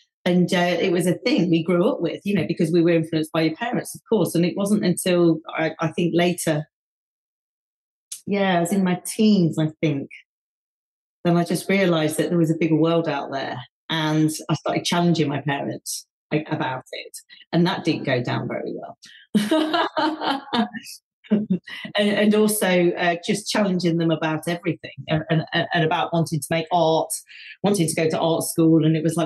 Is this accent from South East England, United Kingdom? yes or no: no; Leicester, East Midlands, United Kingdom; growing up in Leicester